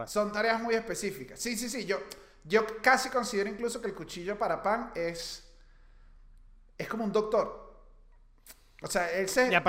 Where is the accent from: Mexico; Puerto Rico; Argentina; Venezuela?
Venezuela; No, soy venezolano.